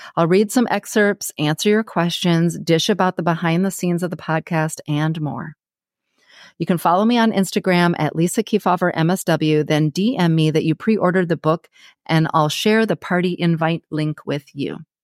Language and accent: English; Ann Arbor, Michigan, United States; now in San Diego, United States; my hometown, Ann Arbor, Michigan